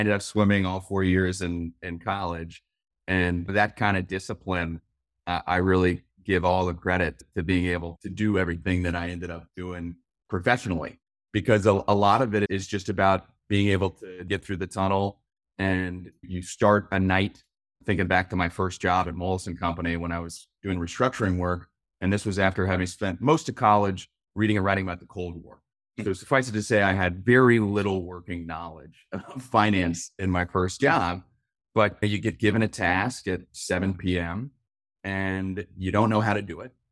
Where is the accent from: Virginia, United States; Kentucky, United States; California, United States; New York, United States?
Kentucky, United States; Louisville; where I grew up in Louisville, Kentucky